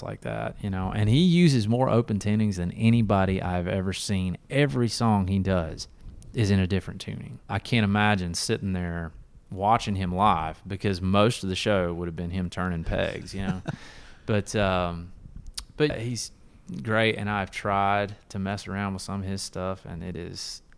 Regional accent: Bainbridge, Georgia, United States; moved away as an adult; also born or lived in Tallahassee, Florida / Athens, Georgia / Atlanta, Georgia / Denver, Colorado; now in Nashville, United States; I was born in Tallahassee, Florida, but my parents at the time were living in Bainbridge, Georgia

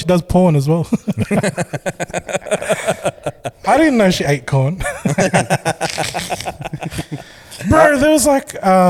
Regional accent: Philippines; I'm thinking like, I want people to know I'm Filipino.

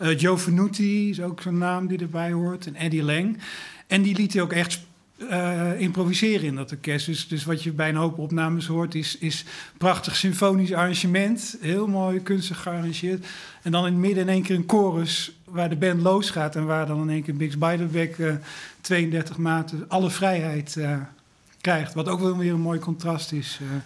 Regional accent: Breda, North Brabant, Netherlands; ik kom uit Breda

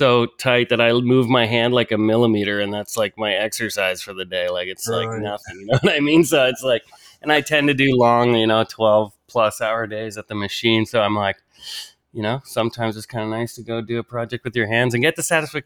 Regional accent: a farm a couple hours away from Toronto, Ontario, Canada; I grew up like first on a farm, kind of like a couple hours away from Toronto.

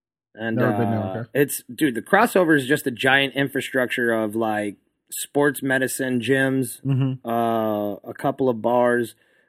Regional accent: El Paso, Texas, United States; I'm from El Paso, so we are always inhaling dirt.

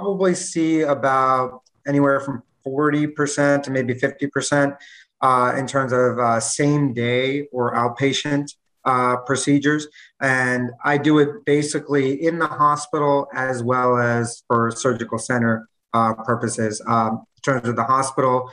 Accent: New York, United States; moved away as an adult; now in Miami, United States; I'm actually from New York. Moved down here about 2 years ago

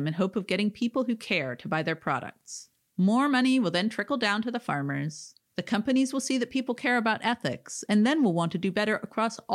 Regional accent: Oregon, United States; my home state of Oregon

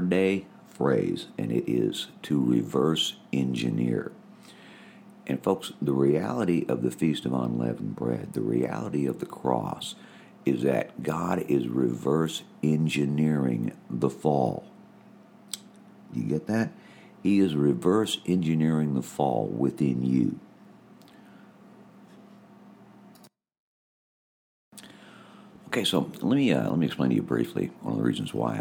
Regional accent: United States; being an American

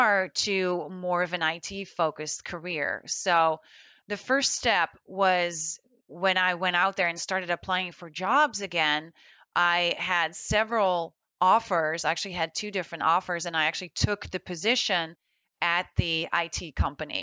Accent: Netherlands; moved away as an adult; also born or lived in Florida, United States; now in United States; I was born and raised in the Netherlands, and I moved to the United States in 2004

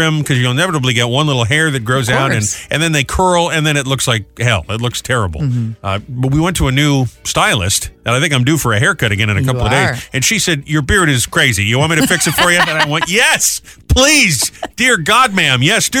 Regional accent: Cranston, Rhode Island, United States; now in New Jersey, United States; I grew up in Cranston.

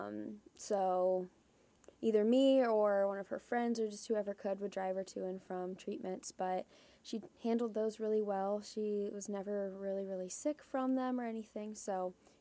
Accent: Columbus, Ohio, United States; moved away as an adult; also born or lived in Huntington, Indiana; I was born and raised just outside of Columbus, Ohio

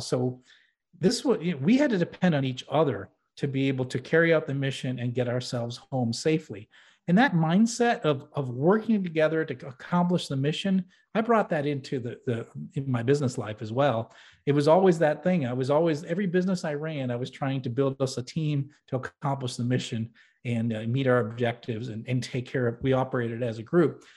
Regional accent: New Hampshire, United States; I grew up in New England, actually in New Hampshire

